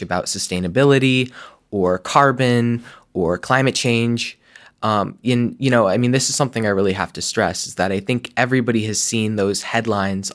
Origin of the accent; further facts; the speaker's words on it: Vermont, United States; growing up in Vermont